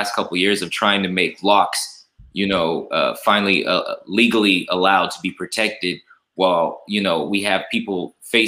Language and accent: English; Fresno, California, United States; growing up in Fresno, you know, I describe Fresno as kind of a Mississippi of the West